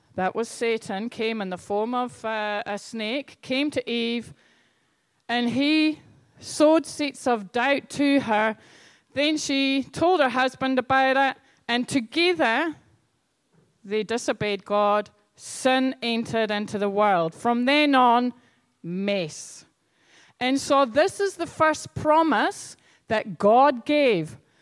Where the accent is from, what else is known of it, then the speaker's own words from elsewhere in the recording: Scotland, United Kingdom; moved away; I grew up in Scotland